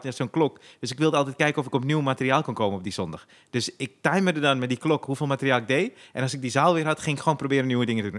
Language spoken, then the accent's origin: Dutch; Zaandam, North Holland, Netherlands; Ik kom uit de Poelenburg, daar eh, wonen veel Turken